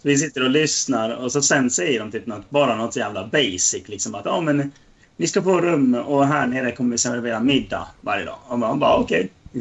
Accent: Dalarna County, Sweden; vi är från Dalarna

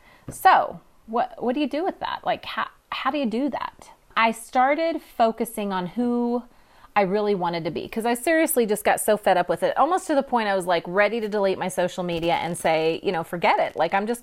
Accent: California, United States; now in Oklahoma, United States; I'm actually transplanted from California. And I wouldn't trade it for the world.

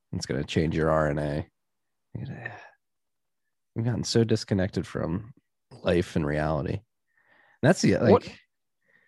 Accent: Philadelphia, Pennsylvania, United States; moved away; living and growing up in Philly

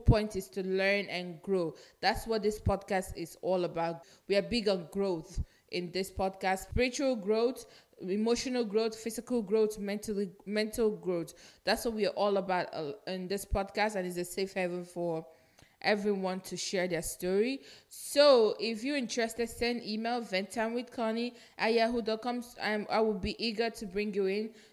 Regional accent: Nigeria; moved away; I'm Nigerian. If you're listening to this podcast long enough, you should know I'm Nigerian, because I am proud Nigerian too. I'm proud of my origin

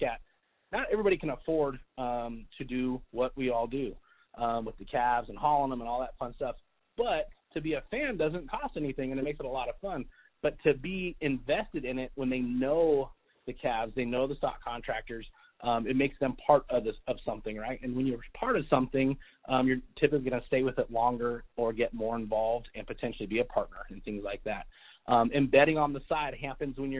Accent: Las Vegas, Nevada, United States; also born or lived in Mount Charleston, Nevada / Indian Springs, Nevada; I grew up in Las Vegas

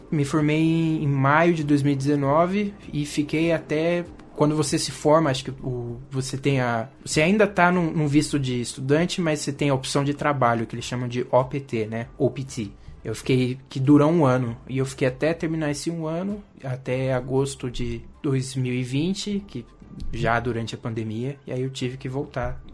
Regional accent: Brazil; moved away as an adult; also born or lived in São Paulo; vim do Brasil

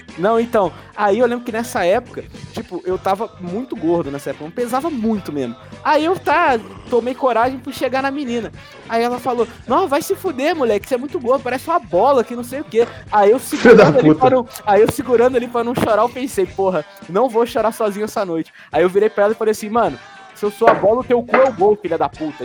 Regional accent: Brazil; sou brasileiro, tô praticando inglês

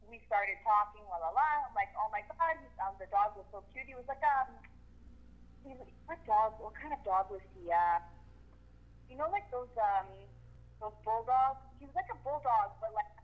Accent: Montreal, Quebec, Canada; I'm 31, and I'm from Montreal, Quebec Quebec, Canada

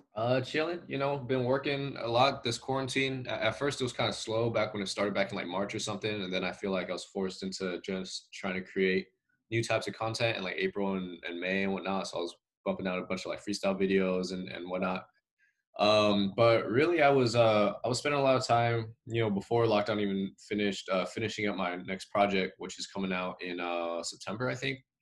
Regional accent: Salinas, California, United States; now in San Jose, United States; I grew up in Salinas, there was uh, you know there was Asian food

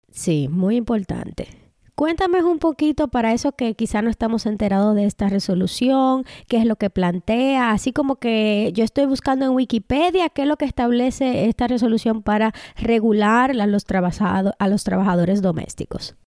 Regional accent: Dominican Republic; now in Canada; nosotras somos dos dominicanas en Canadá

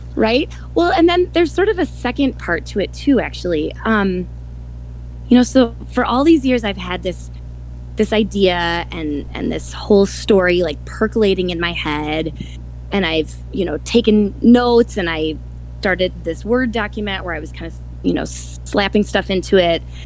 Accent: Milwaukee, Wisconsin, United States; now in Madison, United States; I was born and raised in Milwaukee, Wisconsin

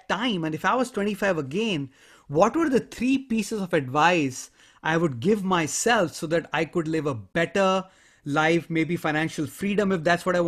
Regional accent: India; I grew up in a culture, I come from India, I grew up in a culture where stranger danger is a reality.

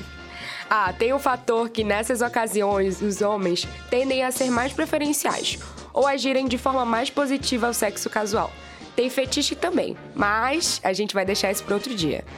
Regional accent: Belém, Pará, Brazil; Eu, paraense de Belém

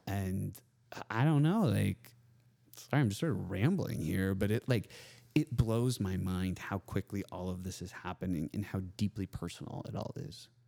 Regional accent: Austin, Texas, United States; It's my hometown.

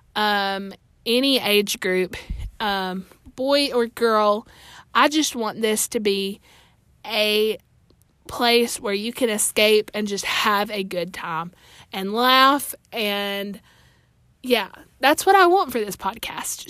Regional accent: Alabama, United States; I'm from Alabama. I attend church here where I'm from

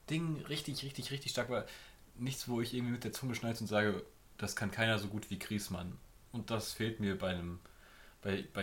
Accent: Germany; Damit kann ich als Deutscher, glaube ich

